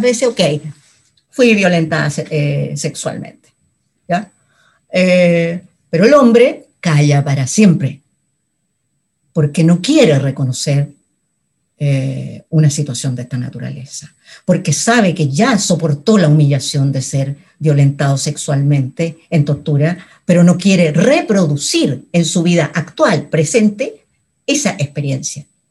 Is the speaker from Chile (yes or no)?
yes; Chile; nunca me fui de Chile